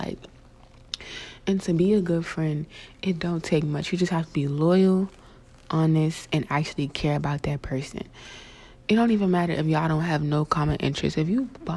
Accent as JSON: {"language": "English", "region": "South Carolina", "country": "United States", "tie": "born or raised there", "said": "I grew up in South Carolina"}